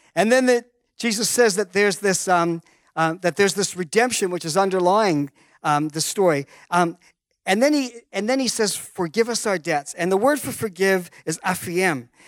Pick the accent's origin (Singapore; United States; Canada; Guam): Canada; I was born in Canada